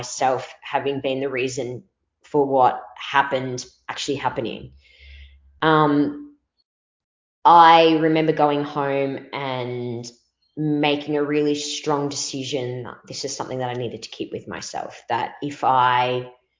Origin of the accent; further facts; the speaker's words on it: Melbourne, Victoria, Australia; accent: Victorian; I'm from Melbourne, Australia